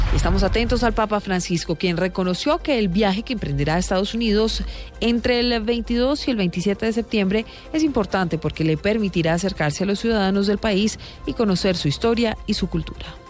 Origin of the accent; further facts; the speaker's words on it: Cúcuta, Norte de Santander, Colombia; now in Punto Fijo, Venezuela; soy de Cúcuta, pero hace muchos años migré para allá, para Venezuela